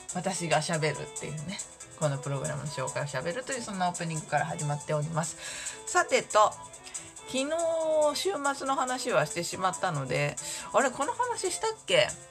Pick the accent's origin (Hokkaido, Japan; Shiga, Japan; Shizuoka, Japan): Shizuoka, Japan; moved away; 地元が静岡なので今住んでいるところ